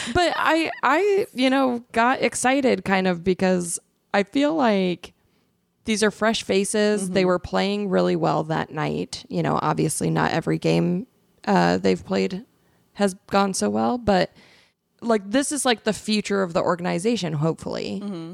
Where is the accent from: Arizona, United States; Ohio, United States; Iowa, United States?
Arizona, United States; Phoenix; I'm from Phoenix. I'm a Suns fan